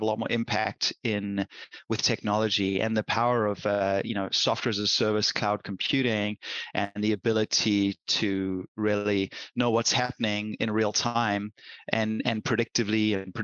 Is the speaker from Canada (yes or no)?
no; South Africa; now in United States; I've been in the US for over 30 years now, and I'm a US citizen and everything, but I grew up in South Africa